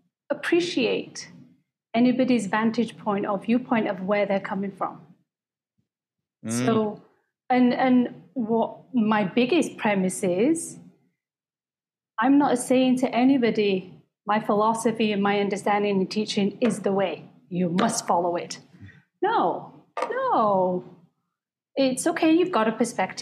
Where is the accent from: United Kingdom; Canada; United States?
United Kingdom; I was raised in the Sikh faith from India originally, but I was born and raised in Britain